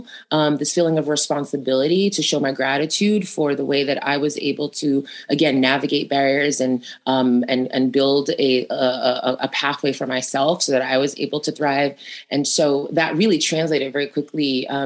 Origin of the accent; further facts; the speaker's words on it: New York, United States; I grew up in Queens